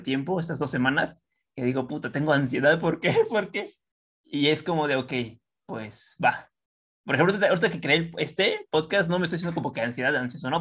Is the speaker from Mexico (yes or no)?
yes; Estado de México, State of Mexico, Mexico; Nosotros del estado